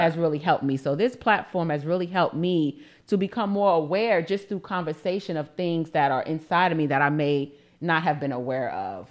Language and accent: English; New York City, New York, United States; I'm from Harlem